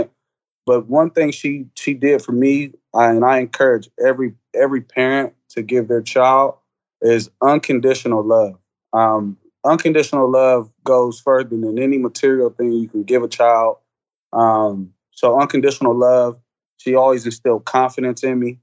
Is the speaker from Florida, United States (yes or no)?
no; Columbus, Ohio, United States; born and raised Columbus, Ohio.